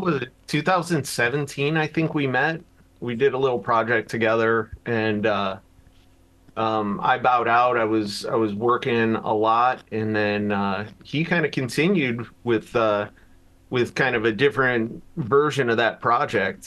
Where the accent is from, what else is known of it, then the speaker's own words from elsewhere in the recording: Chicago, Illinois, United States; now in Las Vegas, United States; I'm originally from Chicago